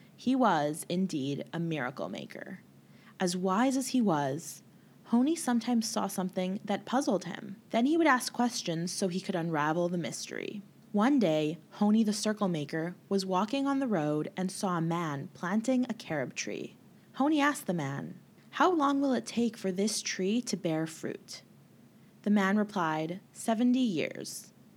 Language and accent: English; Winnipeg, Manitoba, Canada; I grew up in Winnipeg and in Winnipeg we are secluded